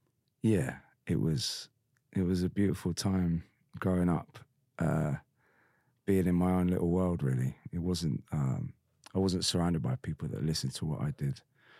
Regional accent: Bristol, Devon, South West England, United Kingdom; I grew up in Bristol for a bit and then Devon. And it's all very white working class kind of vibe

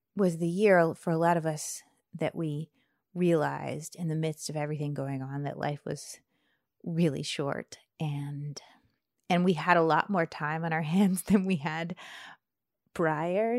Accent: near Charlottesville, Virginia, United States; moved away as an adult; also born or lived in Bradford, Pennsylvania; now in Washington, D.C., United States; I grew up near Charlottesville

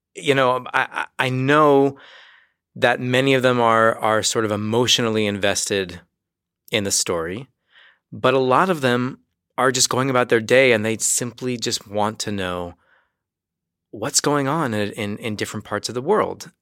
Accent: United States; moved away as an adult; now in Jerusalem, Israel; I do come in as the American journalist

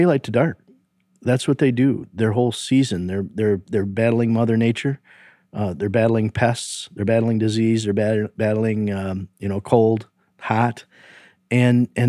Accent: near Manistee, Michigan, United States; I grew up very close to Manistee, but I was in a rural community of about 8 houses

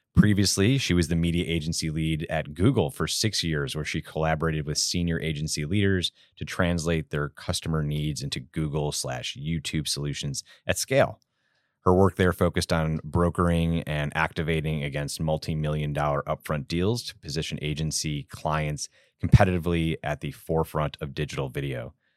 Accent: Chicago, Illinois, United States; I am a born and raised Chicago native, uh, myself from the South Side

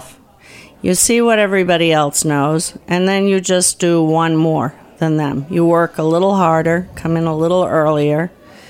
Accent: Brookline, Massachusetts, United States; I grew up in Brookline, Mass, you know, one town

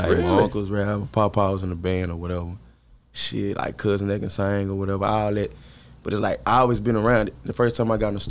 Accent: Jacksonville, Texas, United States; also born or lived in White House, Texas; I'm from Jacksonville, Texas. I was born there. I grew up there a little bit, and I moved to White House.

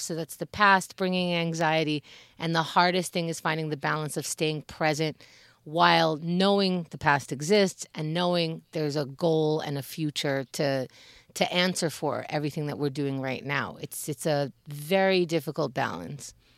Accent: United States; we as Americans

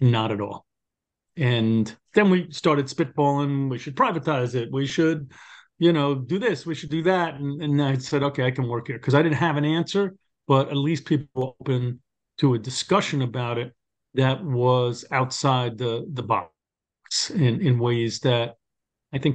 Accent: New York City, New York, United States; accent: New York; as you can tell from my accent, born and raised in Brooklyn

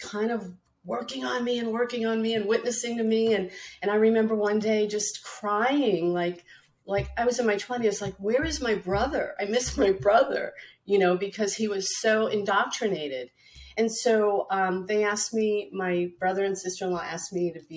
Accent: New York City, New York, United States; growing up in Brooklyn in a Catholic, you know, American, Italian American family

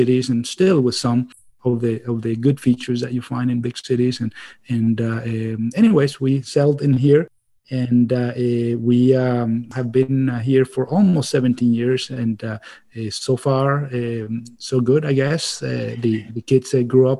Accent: Venezuela; moved away as an adult; also born or lived in Ann Arbor, Michigan; now in Maine, United States; I'm originally from Venezuela, so I'm an immigrant

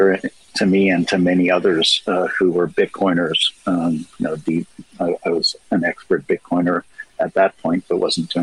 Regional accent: Toronto, Ontario, Canada; I'm from Toronto

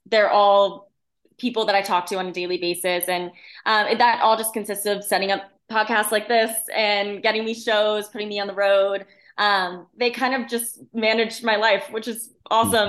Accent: central Connecticut, United States; moved away as an adult; now in Nashville, United States; I grew up in, in central Connecticut

